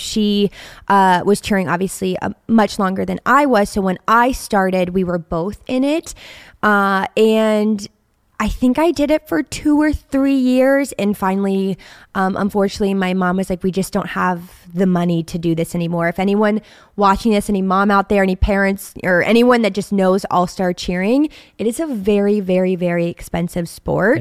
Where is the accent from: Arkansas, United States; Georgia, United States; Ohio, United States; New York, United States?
Ohio, United States; Steubenville; I was born in a small town called Steubenville, Ohio